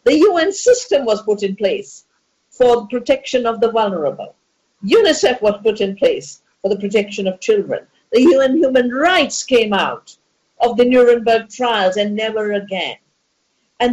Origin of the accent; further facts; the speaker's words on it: Dehradun, Uttarakhand, India; get locked down in my hometown, my home valley, my childhood birthplace